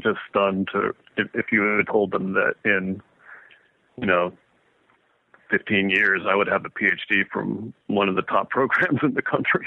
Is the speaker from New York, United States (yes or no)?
no; Woodland Park, Colorado, United States; also born or lived in Kansas / Boulder, Colorado; I grew up outside Colorado Springs in a little town called Woodland Park